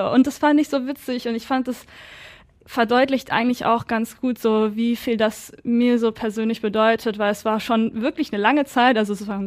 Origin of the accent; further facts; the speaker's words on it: Herne, North Rhine-Westphalia, Germany; ich bin in Herne geboren und genauer in Wanne-Eickel.